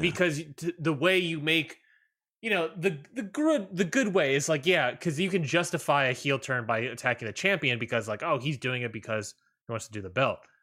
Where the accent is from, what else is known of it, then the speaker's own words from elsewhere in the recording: Maryland, United States; moved away; I'm from Maryland